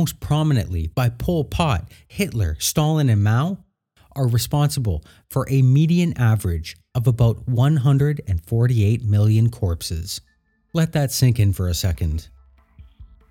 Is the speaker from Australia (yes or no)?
no; Canada; I say that as a Canadian and future American